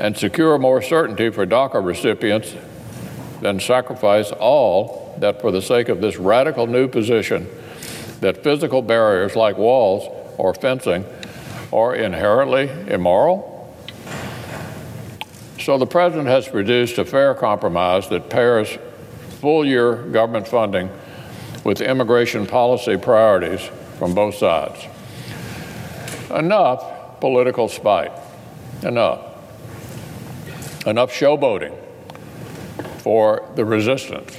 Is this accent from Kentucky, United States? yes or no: yes; Kentucky, United States; my home state